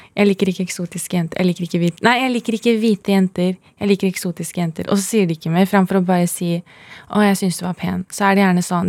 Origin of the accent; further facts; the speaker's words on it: Oslo, Norway; jeg vokste opp på Holmlia